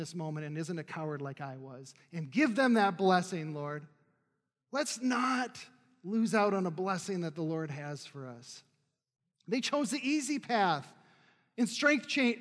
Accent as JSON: {"language": "English", "region": "North Dakota", "country": "United States", "tie": "born or raised there", "moved": "yes", "said": "I was probably 14, 15 at the time, and I'm from North Dakota, barren lands"}